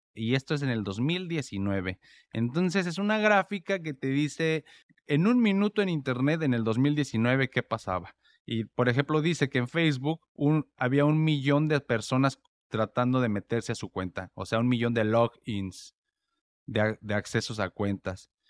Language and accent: Spanish; Mexico; now in United States; yo vivo en Estados Unidos y soy mexicano